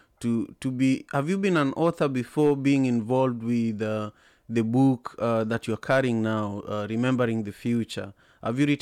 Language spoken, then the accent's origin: English; Kisumu, Kisumu County, Kenya; I was born and raised in Kisumu.